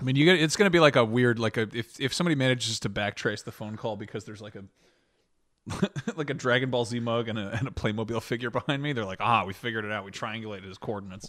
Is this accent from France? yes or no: yes; France; I was born in France